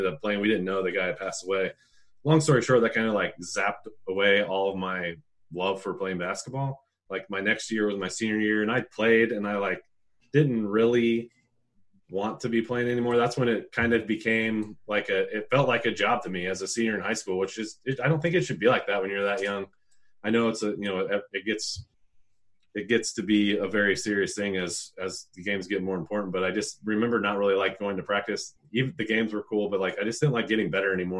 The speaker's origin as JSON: {"language": "English", "town": "Indianapolis", "region": "Indiana", "country": "United States", "tie": "born or raised there", "said": "I grew up in Indy"}